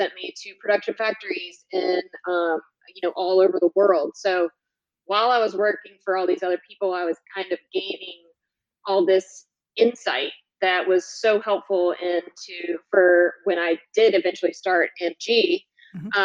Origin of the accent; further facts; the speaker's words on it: North Carolina, United States; I'm originally from North Carolina, went to UNC